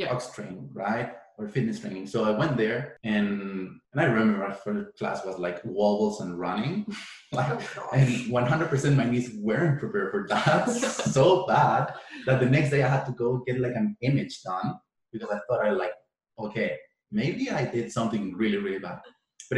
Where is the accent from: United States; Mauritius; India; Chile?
Chile; moved away as an adult; now in Canada; I essentially did all the sports I could do in my hometown